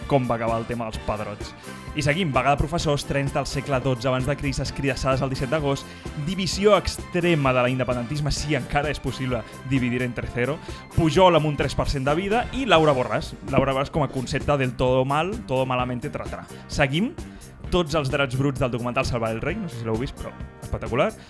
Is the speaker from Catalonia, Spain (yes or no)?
yes; Catalonia, Spain; Els catalans tornem d'un estiu de calor extrema, de deixar xop al llit. A més, com a bons catalans, doncs patidors, no?